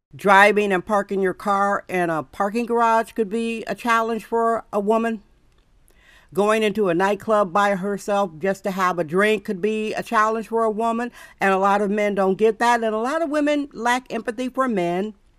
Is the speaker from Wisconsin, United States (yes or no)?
yes; Wisconsin, United States; now in San Francisco, United States; where I was raised in Wisconsin